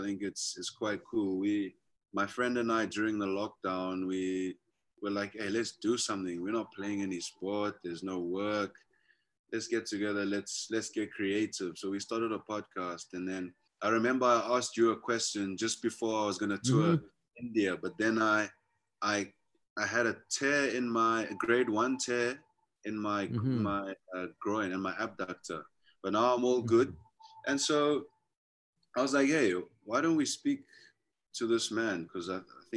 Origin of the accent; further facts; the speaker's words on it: South Africa; I'm from the Venda. I'm Venda myself, but my family is very culturally mixed. I would say in South Africa, we speak our native languages